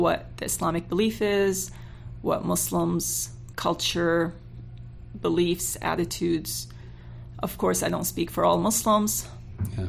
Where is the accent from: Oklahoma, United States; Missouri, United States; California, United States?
California, United States; moved away as an adult; now in Utah, United States; I came at a very young age. Raised in California, and I've been in Utah for the last 25 years